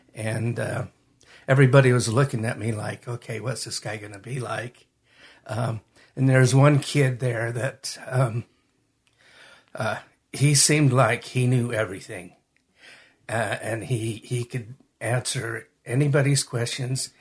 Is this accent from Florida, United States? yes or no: no; Magna, Utah, United States; also born or lived in Salt Lake City, Utah / Hunter, Utah; I was born in Salt Lake, raised in Magna, and lived most of my adult life in Hunter. So I'm from this area.